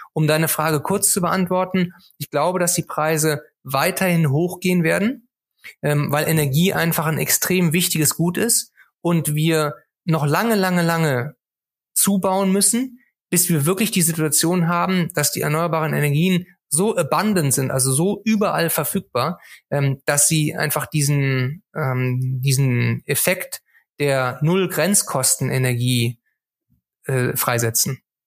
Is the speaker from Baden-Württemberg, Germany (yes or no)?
no; Cologne, North Rhine-Westphalia, Germany; als Kölner tut es mir sehr, sehr weh